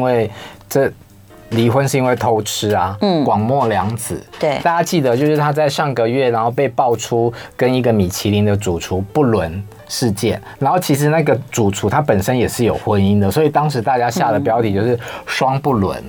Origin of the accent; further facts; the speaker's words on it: Taiwan; 我们台湾人的语法